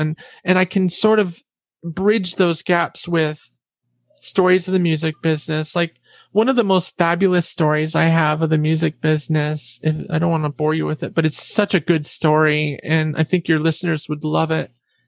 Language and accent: English; Catskills, New York, United States; I'm from the Catskill regions in New York.